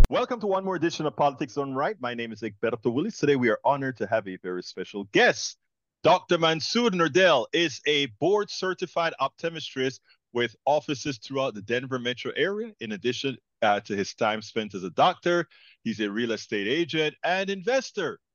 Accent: Panama; now in United States; I'm an immigrant from Panama, Central America

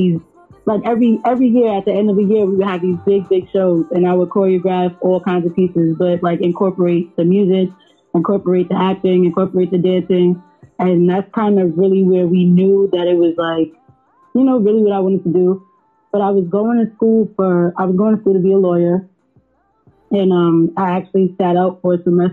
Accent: New York City, New York, United States; I'm from Harlem, so I really have, like, you know, like, I have a lot of him in me just from being in Harlem, like just from like, you know, just being raised around that environment

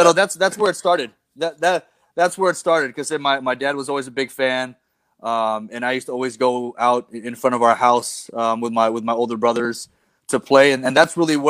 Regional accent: Los Angeles, California, United States; now in Philippines; I was born in California

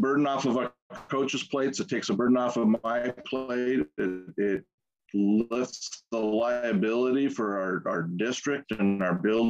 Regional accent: Tacoma, Washington, United States; Born and raised in Tacoma, Washington

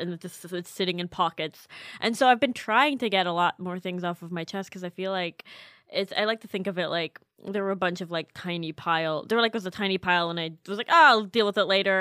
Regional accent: Canada; I'm Canadian

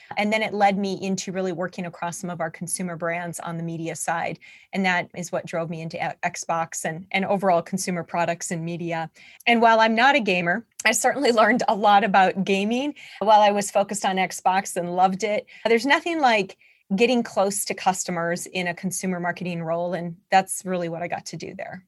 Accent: North Dakota, United States; moved away as an adult; also born or lived in Seattle, Washington / Utah; I'm from North Dakota

